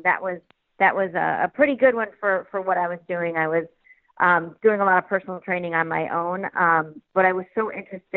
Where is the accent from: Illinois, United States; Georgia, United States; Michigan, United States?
Illinois, United States; Glen Ellyn; also born or lived in Florida; I grew up in Chicago, a suburb called Glen Ellyn outside of the city.